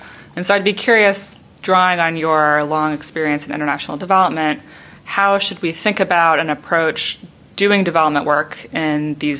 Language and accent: English; United States; as an American at the Kennedy School